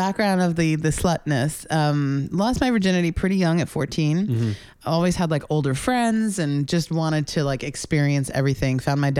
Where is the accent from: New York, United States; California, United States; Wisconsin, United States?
New York, United States; Melville; I'm a New Yorker. Okay. I'm originally from Long Island.